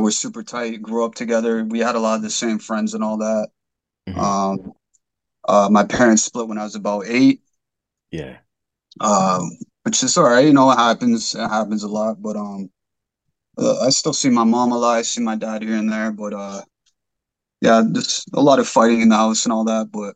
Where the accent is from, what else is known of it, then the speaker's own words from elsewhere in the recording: Mississauga, Ontario, Canada; I was born in Mississauga, a little town of Meadville, Mississauga, in Canada